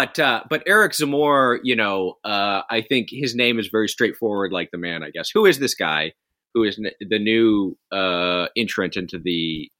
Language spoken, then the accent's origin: English; Texas, United States; I'm from Texas, but I don't have the Texas twang or anything like that.